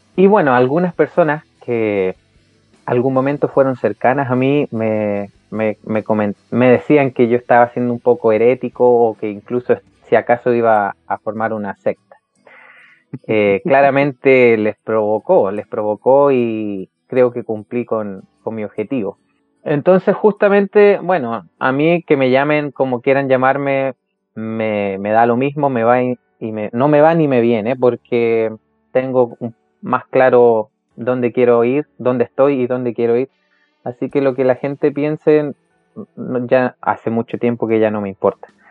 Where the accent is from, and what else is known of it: Chile